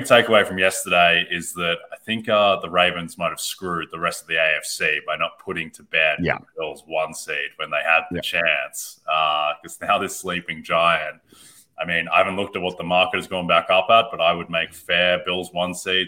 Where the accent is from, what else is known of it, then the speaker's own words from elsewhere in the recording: Australia; I'm Australian.